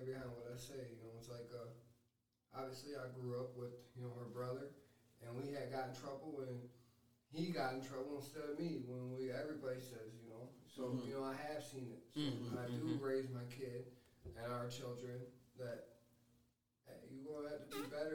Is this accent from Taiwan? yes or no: no; Chicago, Illinois, United States; I grew up in Chicago. We were the only white kids in the neighborhood